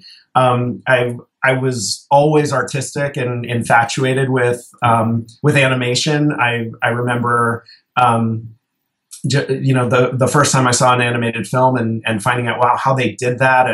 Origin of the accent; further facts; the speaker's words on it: South Florida, United States; moved away as an adult; also born or lived in Seattle; I grew up in South Florida.